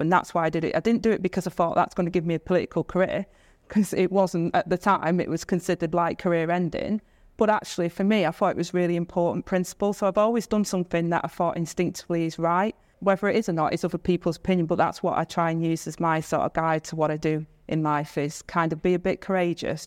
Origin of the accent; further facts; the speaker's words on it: Stockport, North West England, United Kingdom; I grew up in Stockport on, on this council estate